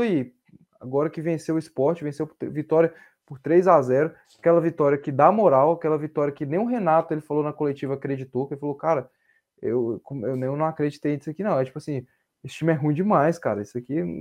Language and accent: Portuguese; Brazil; Sou brasileiro com muito orgulho, com muito amor